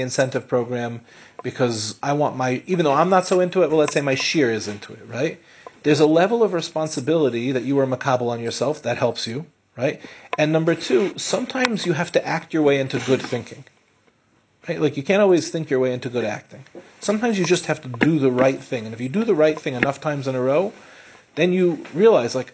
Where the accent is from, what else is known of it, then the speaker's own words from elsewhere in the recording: Lawrence, New York, United States; also born or lived in Far Rockaway, New York; we moved from Far Rockaway to Lawrence, which in the five towns at the time was like a move up